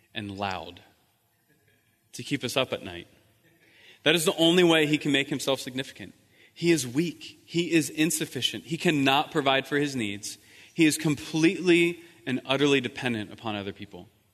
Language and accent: English; East Coast, United States; moved away as an adult; also born or lived in Croatia; I'm from the East Coast